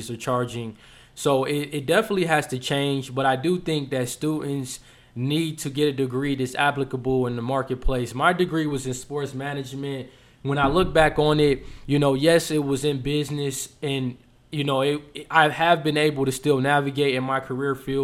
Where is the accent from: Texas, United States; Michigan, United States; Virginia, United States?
Michigan, United States; moved away as an adult; also born or lived in Ohio; I was an out-of-state resident, so I'm originally from Michigan